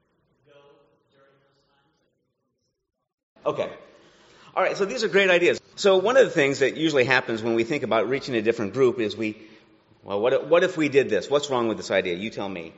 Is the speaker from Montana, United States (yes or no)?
yes; Montana, United States; now in San Francisco, United States; Growing up in Montana